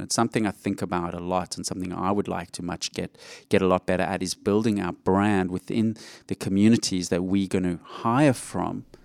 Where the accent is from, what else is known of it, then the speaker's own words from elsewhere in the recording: Johannesburg, Gauteng, South Africa; now in Australia; I grew up in Johannesburg, South Africa